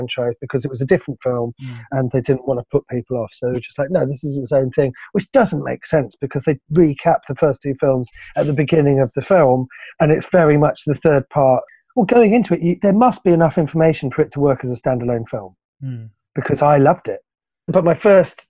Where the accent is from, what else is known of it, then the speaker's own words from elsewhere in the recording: London, United Kingdom; when I was growing up in London